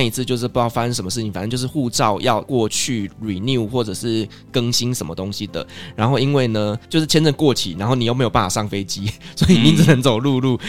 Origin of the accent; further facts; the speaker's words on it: Kaohsiung, Taiwan; now in Taipei, Taiwan; 我是从高雄上来的一个小孩